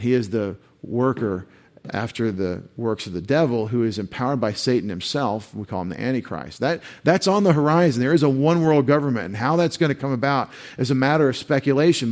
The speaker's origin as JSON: {"language": "English", "region": "East Texas", "country": "United States", "tie": "born or raised there", "said": "I grew up this way in East Texas in public school"}